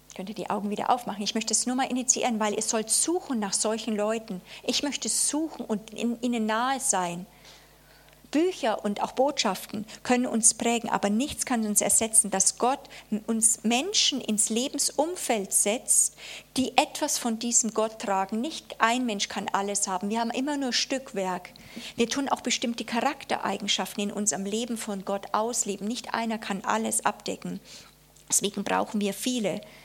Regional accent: Germany; also born or lived in Konstanz; wir erleben als Deutsche

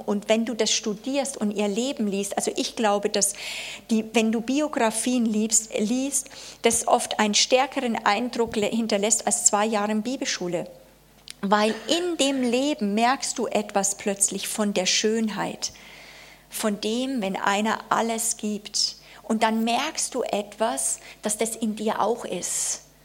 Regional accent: Germany; also born or lived in Konstanz; wir erleben als Deutsche

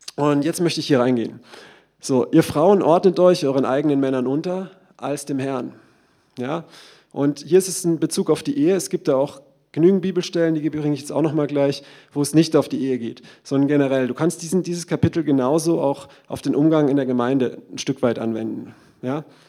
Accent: Germany; Wir sind Deutsche

